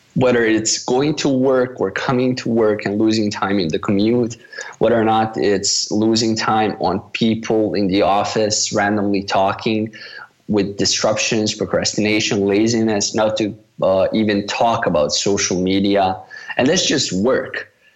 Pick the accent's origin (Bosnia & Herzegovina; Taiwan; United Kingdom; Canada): Bosnia & Herzegovina; also born or lived in Malaysia; I'm from Bosnia